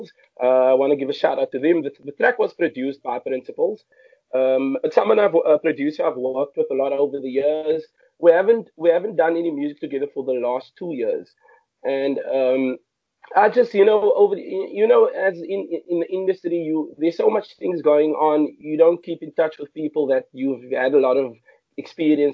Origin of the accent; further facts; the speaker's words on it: Cape Town, Western Cape, South Africa; I grew up in Mitchells Plain, which is a huge colored township in Cape Town.